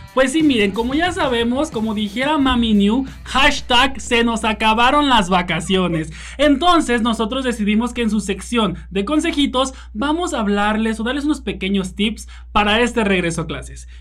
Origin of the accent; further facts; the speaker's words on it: Mexico; Como buenos mexicanos que somos